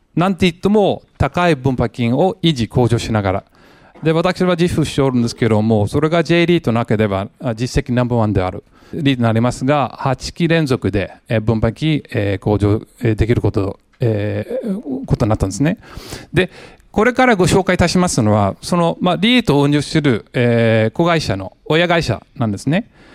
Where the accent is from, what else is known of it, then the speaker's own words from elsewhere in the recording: San Jose, California, United States; Japanese is a second language; moved away as an adult; also born or lived in Los Angeles, United States; now in Japan; アメリカ人なんですけども、えー、ロスの生まれ、えー、育ちはもうサンフェンシスコ近辺の、えー、サノゼ